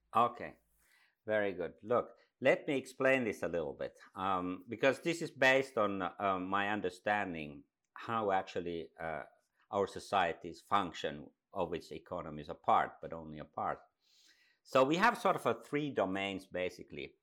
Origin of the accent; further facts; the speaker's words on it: Finland; also born or lived in Dubai; I come from Finland, up in the north